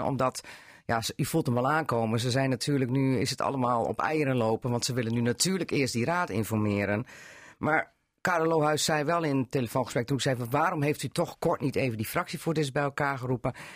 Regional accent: between Meppel, Southwest Drenthe, Netherlands; ik kom van het Zuidwest-Zaand, tussen Meppel en weg

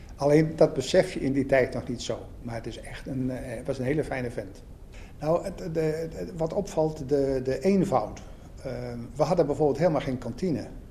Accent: Assen, Drenthe, Netherlands; now in Belgium; Ik ben Assenaar. Ik ben in Assen geboren en getogen

